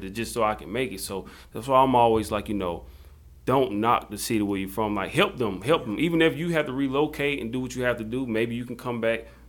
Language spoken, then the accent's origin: English; Jonesville, South Carolina, United States; accent: country; I would say I'm from Jonesville, South Carolina, and I say it's right near Union.